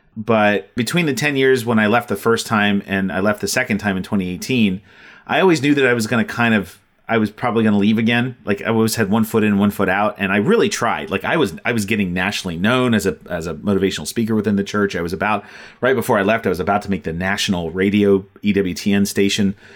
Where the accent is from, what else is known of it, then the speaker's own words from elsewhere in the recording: Ohio, United States; also born or lived in Texas; I'm from Ohio, we moved to Texas for a few years and back to Ohio.